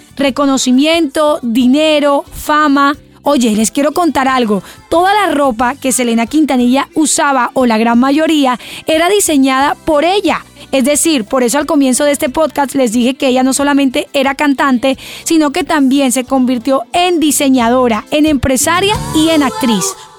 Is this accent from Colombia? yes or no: yes; Colombia; soy de Colombia